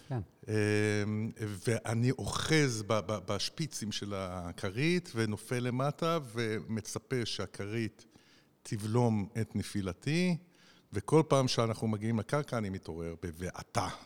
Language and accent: Hebrew; Nahariya, Northern District, Israel; עברתי באתר בנייה בדרך מבית הספר בנהריה, גדלתי בנהריה